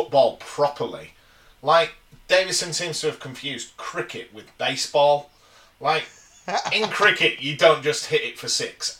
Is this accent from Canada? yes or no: no; Yorkshire and the Humber, United Kingdom; as an Englishman and a Yorkshireman